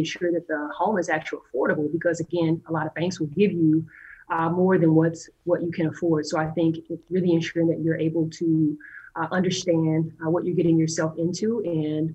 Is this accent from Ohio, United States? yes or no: no; Madison, Wisconsin, United States; I am from Madison, Wisconsin.